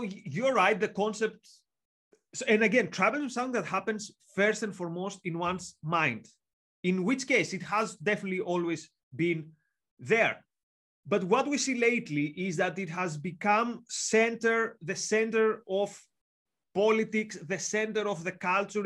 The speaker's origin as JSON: {"language": "English", "country": "Greece", "accent": "Greek", "moved": "yes", "lives_now": "York, United Kingdom", "said": "I'm from Greece, as you can tell from the accent and the long surname."}